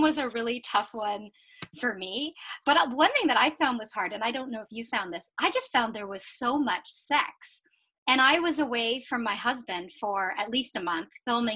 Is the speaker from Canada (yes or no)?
yes; Canada; accent: Canadian; as a Canadian